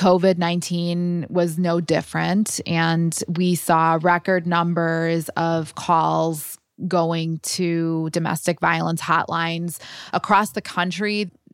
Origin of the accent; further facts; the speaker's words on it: Chicago, Illinois, United States; Chicago is my hometown